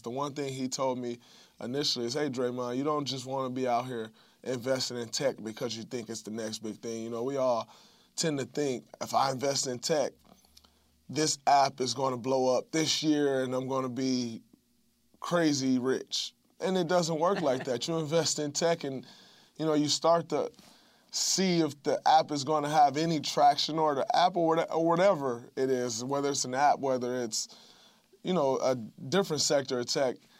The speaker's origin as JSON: {"language": "English", "town": "Saginaw", "region": "Michigan", "country": "United States", "tie": "born or raised there", "moved": "yes", "said": "going back to my hometown of Saginaw"}